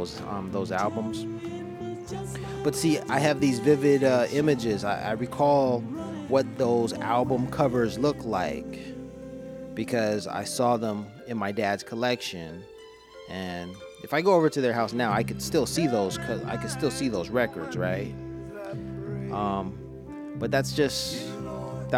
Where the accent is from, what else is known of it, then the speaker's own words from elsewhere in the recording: Los Angeles, California, United States; I was from Los Angeles.